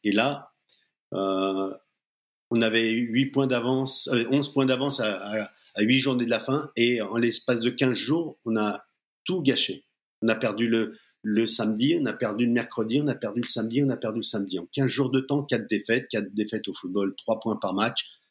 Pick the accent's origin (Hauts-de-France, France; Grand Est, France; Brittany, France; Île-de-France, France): Île-de-France, France; Seine-Saint-Denis; je viens plutôt de la banlieue parisienne, du 9-3 où je, suis né. Hum, j'ai vécu dans les cités